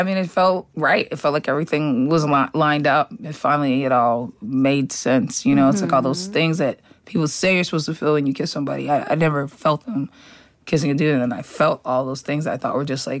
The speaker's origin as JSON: {"language": "English", "town": "Boston", "region": "Massachusetts", "country": "United States", "said": "I'm from Boston."}